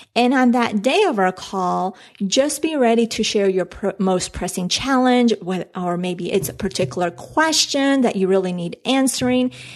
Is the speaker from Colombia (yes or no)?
yes; Colombia; moved away; I'm from Colombia